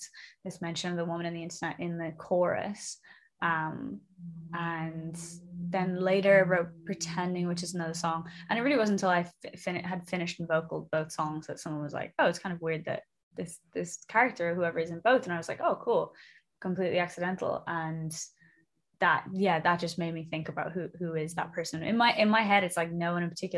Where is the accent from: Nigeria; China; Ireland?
Ireland; Dublin, Leinster; moved away as an adult; now in London, United Kingdom; I'm from Dublin originally in Ireland, but I moved to London about 6 years ago